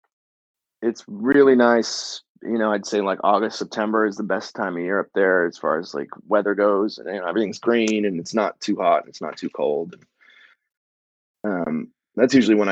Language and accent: English; Midcoast Maine, United States; moved away as an adult; also born or lived in New York; I grew up in Maine